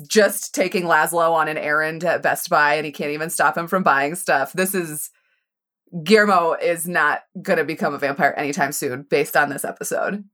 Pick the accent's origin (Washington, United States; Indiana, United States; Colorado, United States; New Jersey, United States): Colorado, United States; I grew up in Colorado